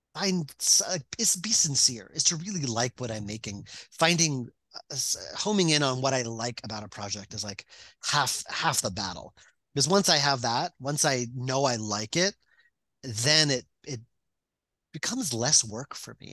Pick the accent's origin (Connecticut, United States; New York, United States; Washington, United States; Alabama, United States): New York, United States; Long Island; I grew up on Long Island.